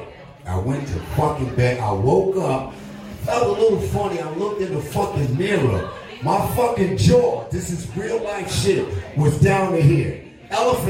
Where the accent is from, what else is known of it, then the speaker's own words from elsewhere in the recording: New York City, New York, United States; also born or lived in Beacon, New York; I'm from New York City, but I lived in upstate New York, Beacon, New York